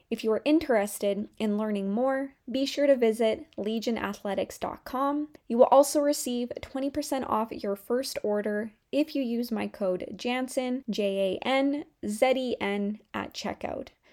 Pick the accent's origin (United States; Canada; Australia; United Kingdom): Canada; my home country, which is Canada